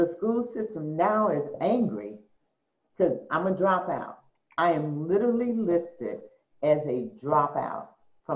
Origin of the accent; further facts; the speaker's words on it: Madison, Mississippi, United States; moved away as an adult; being 18 from Madison, Mississippi, showing up at Berkeley in 1973